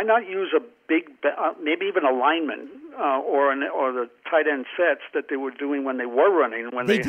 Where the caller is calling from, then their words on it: New Mexico, United States; Hi, guys. … in New Mexico.